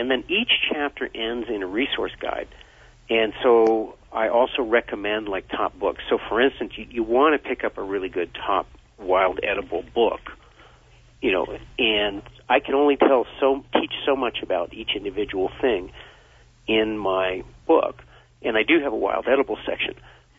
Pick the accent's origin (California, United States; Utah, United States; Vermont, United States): Vermont, United States; born or raised there